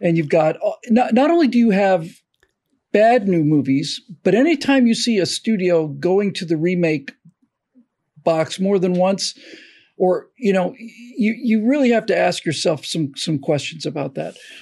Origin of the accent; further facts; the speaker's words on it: Florida, United States; I grew up in Florida